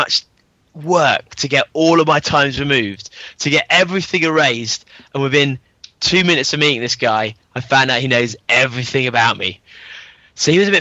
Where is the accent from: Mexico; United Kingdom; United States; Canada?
United Kingdom; London; I'm up in Frimsbury in London